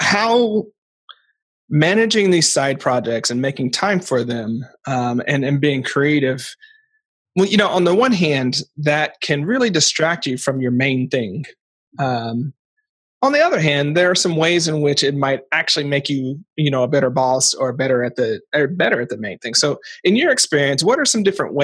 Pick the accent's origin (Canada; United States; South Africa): United States; Portland; I'm from Portland